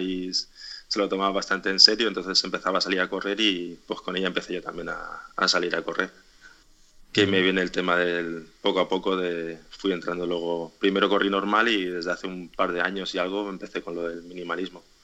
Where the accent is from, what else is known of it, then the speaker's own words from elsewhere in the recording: Alicante, Valencian Community, Spain; soy de Alicante